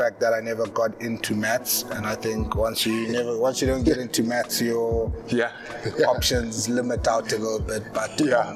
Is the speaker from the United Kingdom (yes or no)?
no; Pretoria, Gauteng, South Africa; also born or lived in Tzaneen, Limpopo / Polokwane, Limpopo; I've been in Pretoria pretty much all my life, really, you know, since the age of 10, I've been in Pretoria.